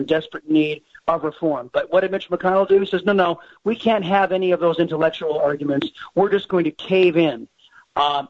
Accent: San Diego, California, United States; now in Texas, United States; from my former home state of California. I was born and raised in San Diego

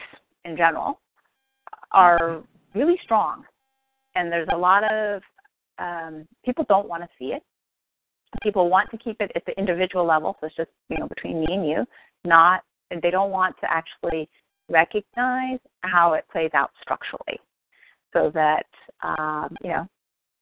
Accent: Bay Area, California, United States; growing up in the Bay Area

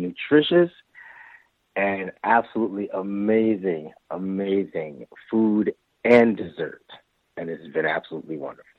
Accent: New York City, New York, United States; I'm from the Bronx.

